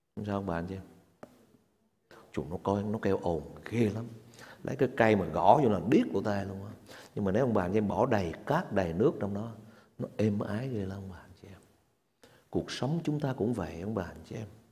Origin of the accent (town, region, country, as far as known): Vietnam